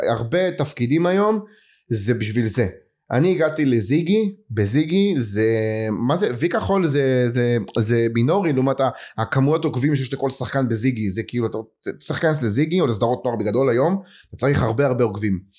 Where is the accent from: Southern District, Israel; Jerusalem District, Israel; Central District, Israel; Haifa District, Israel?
Southern District, Israel; Ashdod; באשדוד, באזור ב'. אבל אמ, הסתובבתי כאילו ילד של הרבה אזורים.